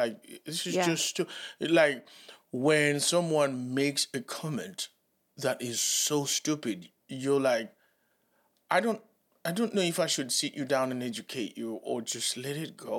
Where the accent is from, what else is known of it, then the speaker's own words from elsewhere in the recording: Reading, South East England, United Kingdom; And it is because I'm from Reading, a working class family from an estate.